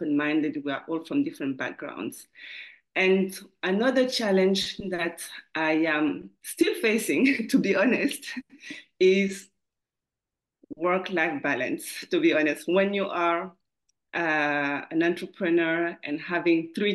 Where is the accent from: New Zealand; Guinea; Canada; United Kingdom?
Guinea; also born or lived in Paris, France; now in Dubai, United Arab Emirates; I'm originally from Guinea, West Africa, and I came to Dubai 7 years ago with my husband and my three kids